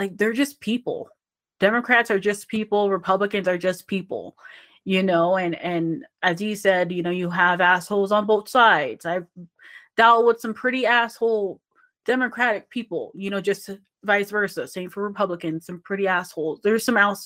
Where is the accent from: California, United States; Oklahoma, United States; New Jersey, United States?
California, United States; moved away; I grew up in California